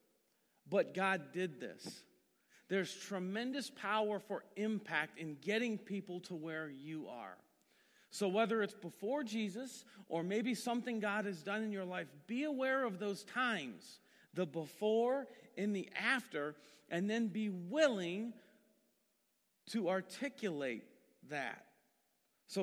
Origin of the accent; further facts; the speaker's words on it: Massillon, Ohio, United States; I grew up in Maslin and was a Methodist my whole life